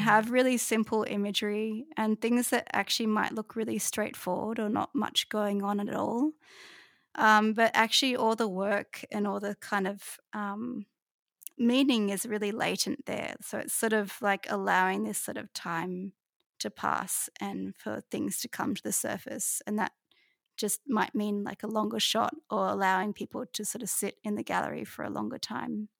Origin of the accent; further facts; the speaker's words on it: Kuta, Bali, Indonesia; moved away; where I grew up in Bali, which is, is Kuta